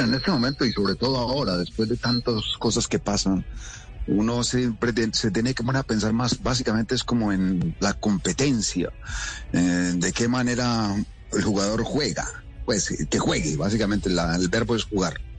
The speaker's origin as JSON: {"language": "Spanish", "country": "Colombia"}